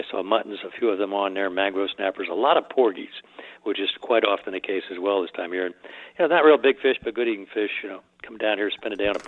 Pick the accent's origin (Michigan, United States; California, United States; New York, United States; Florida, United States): Florida, United States; South; growing up in South Florida as a young man